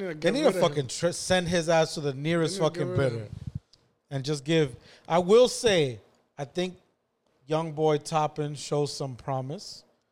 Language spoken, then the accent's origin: English; New York, United States; but I'm from New York